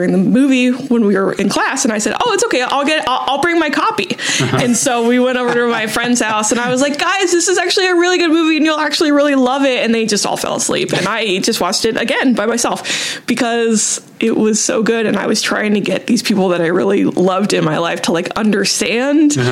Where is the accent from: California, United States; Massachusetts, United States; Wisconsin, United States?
California, United States; Southern; I'm from the suburbs of Southern California